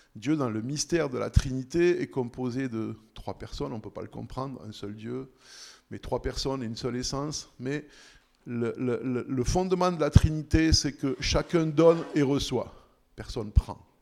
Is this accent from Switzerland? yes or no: yes; Switzerland; on est suisse, en plus parce qu'on est chrétien